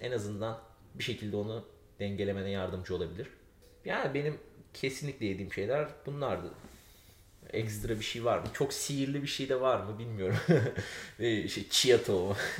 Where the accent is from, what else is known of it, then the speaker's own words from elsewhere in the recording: Aegean Region, Turkey; Biz Ege'liyiz çünkü bizim evde çok zeytinyağlı olur